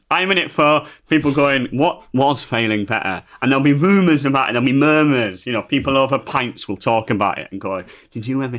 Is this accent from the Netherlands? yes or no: no; Yorkshire and the Humber, United Kingdom; I'm from Yorkshire